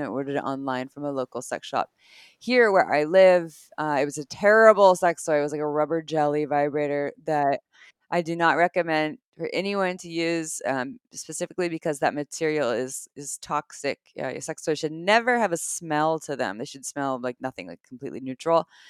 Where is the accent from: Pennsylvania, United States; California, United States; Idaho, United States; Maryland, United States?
California, United States; Santa Cruz; I grew up in Santa Cruz, California